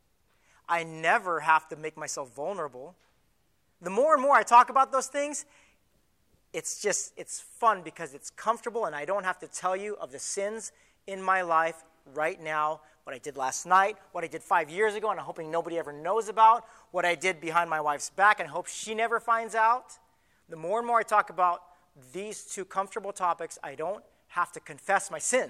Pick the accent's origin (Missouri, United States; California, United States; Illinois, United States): California, United States; Southern; moved away as an adult; also born or lived in Hawaii; I was from Southern California, right? Camp Pendleton's right here, right on the coast, right by Richard Nixon's old mansion. And I grew up in the very next city right above